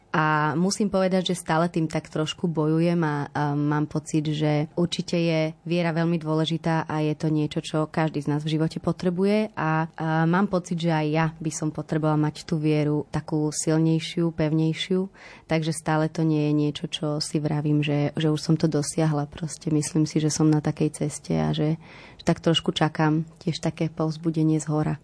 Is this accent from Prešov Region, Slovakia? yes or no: yes; Medzianky, Prešov Region, Slovakia; now in Bratislava, Slovakia; Ja pochádzam z Prešova, teda od Prešova, z takej malej dedinky Medzianky